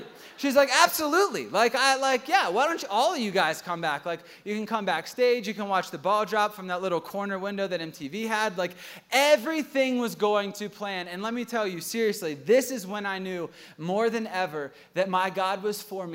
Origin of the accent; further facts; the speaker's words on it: Washington, D.C., Northern Virginia area, United States; I grew up in Washington, D.C., Northern Virginia area